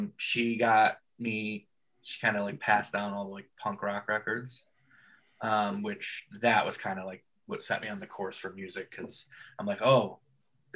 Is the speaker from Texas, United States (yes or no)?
no; California, United States; I was born in California.